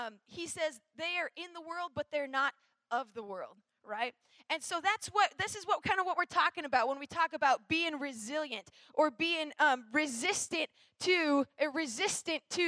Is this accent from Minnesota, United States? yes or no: yes; Minnesota, United States; I'm from Minnesota, and so I grew up in the north all my life.